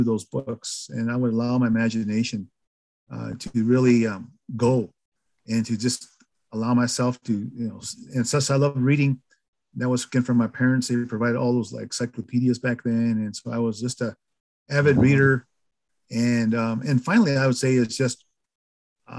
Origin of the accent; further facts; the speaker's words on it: White River, South Dakota, United States; also born or lived in Pine Ridge Indian Reservation, South Dakota; I moved to Rosebud, which is about 100 miles east of Pine Ridge in South Dakota. So I went through K through 12 in a town called White River, South Dakota